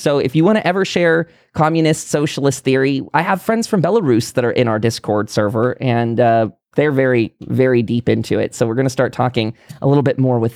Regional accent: United States; as an American

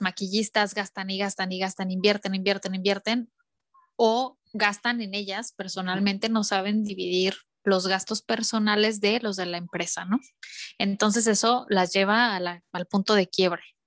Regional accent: León, Guanajuato, Mexico; moved away as an adult; now in Miami, United States; en el estado de Guanajuato, que yo soy de León

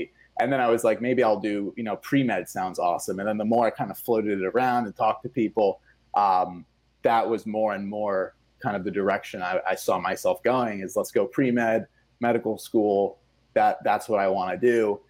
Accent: Switzerland; English is a second language; I'm from Switzerland originally, right? And the school system there is much different.

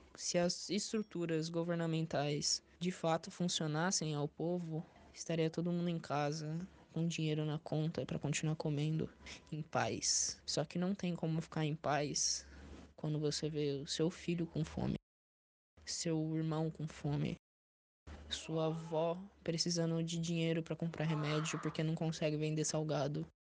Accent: São Paulo, Brazil; sou daqui do Distrito da Pedreira, zona sul de São Paulo

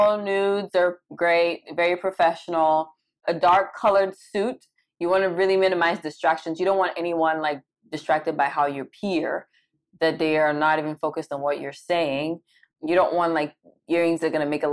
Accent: Cameroon; moved away as an adult; also born or lived in Caribbean; now in United States; I was born and raised in Cameroon. I lived there for a majority of my life.

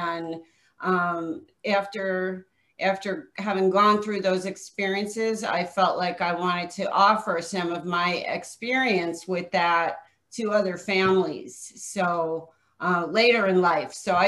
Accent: New York, United States; also born or lived in New Jersey; now in Scottsdale, United States; I live in Scottsdale, Arizona. I'm a New York, New Jersey transplant. About 21 years ago, I came from the East Coast and moved out here.

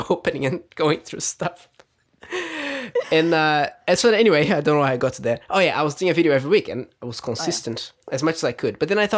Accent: Brazil; moved away as an adult; now in New Zealand; I was born in Brazil, yeah. I lived there until I was 20, and then

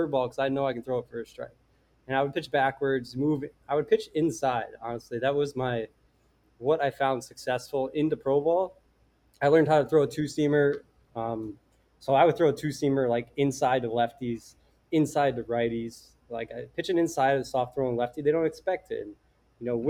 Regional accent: Simsbury, Connecticut, United States; also born or lived in Vermont; I'm a kid from Connecticut, went to University of Vermont

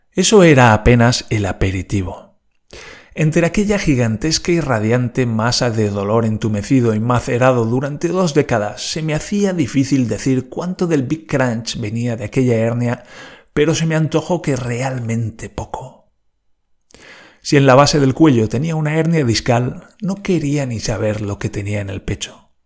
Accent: Valencia, Valencian Community, Spain; yo vengo de Valencia

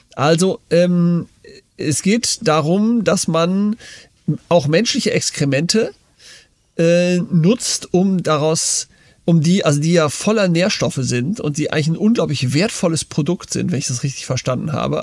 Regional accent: Germany; also born or lived in United States; als ich in Amerika in der Schule war, da kommt man natürlich so als Deutscher

